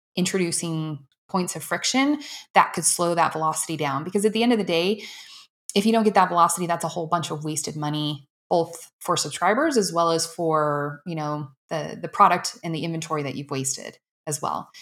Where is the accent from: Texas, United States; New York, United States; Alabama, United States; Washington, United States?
Washington, United States; I grew up in Washington